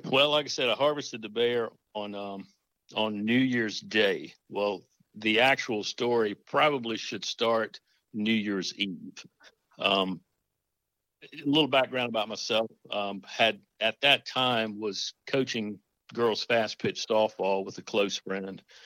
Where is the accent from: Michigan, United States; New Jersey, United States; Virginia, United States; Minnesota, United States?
Virginia, United States; Nelson County, Central; now in Yorktown, United States; I live in Tidewater, Virginia now. I actually reside in Yorktown, but I grew up in Central Virginia, uh, Nelson County.